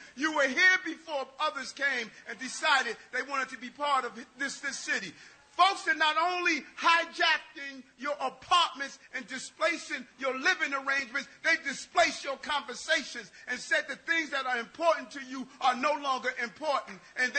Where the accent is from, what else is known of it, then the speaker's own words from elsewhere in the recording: New York City, New York, United States; And I know I'm a New Yorker. I protected this city.